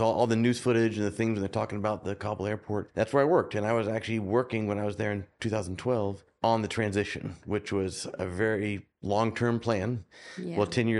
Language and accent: English; Oklahoma, United States; So I was the weirdo from Oklahoma that played ice hockey, and I loved it.